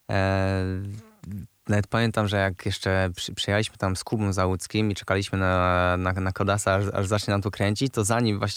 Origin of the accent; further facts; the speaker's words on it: Poznań, Greater Poland, Poland; jestem, z, jestem z Wildy, z Poznania i tam zawsze było, się, się nie żegnam, lepiej się witać.